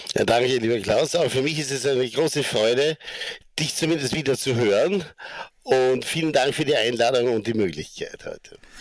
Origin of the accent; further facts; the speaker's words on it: Bregenz, Vorarlberg, Austria; moved away; also born or lived in New York / Sarajevo; ich komme aus Bregenz